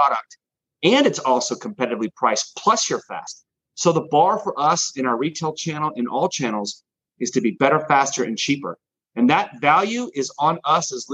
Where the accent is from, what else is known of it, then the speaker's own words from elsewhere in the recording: Dallas, Texas, United States; also born or lived in Austin, Texas; I'm from there originally. I'm born and raised in Dallas